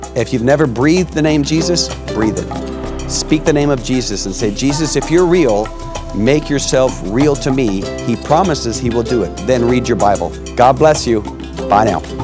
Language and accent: English; United States; I'm an American